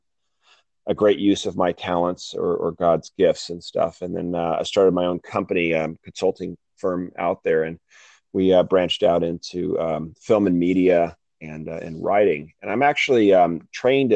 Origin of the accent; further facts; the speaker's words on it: Newport Beach, California, United States; I was born and raised in Newport Beach, California